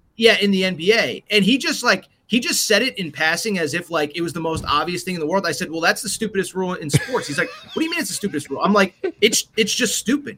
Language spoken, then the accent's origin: English; East Coast, United States; now in West Coast, United States; I grew up on the East Coast, but I live on the West Coast now